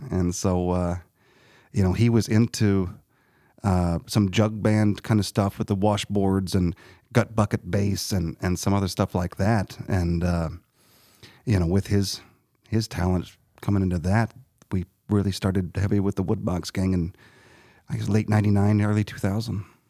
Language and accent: English; Harrisburg, Illinois, United States; I grew up in Harrisburg